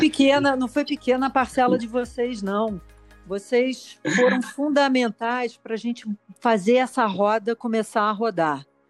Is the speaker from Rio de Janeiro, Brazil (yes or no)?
yes; Rio de Janeiro, Brazil; now in São Paulo, Brazil; eu sou carioca, me mudei para São Paulo